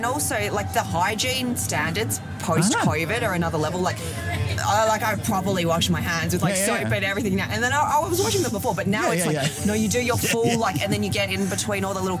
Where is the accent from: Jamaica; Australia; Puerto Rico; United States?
Australia; I'm from Australia